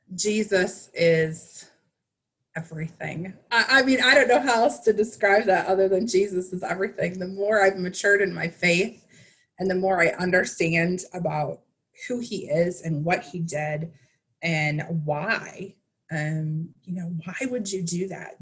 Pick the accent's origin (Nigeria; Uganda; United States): United States; Wisconsin; I grew up in Midwest Wisconsin